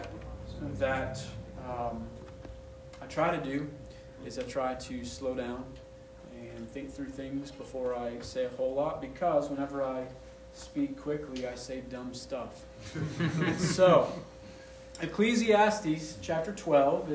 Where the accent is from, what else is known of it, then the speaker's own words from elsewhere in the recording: Maine, United States; I grew up in Maine. I'm a 12th generation New Englander.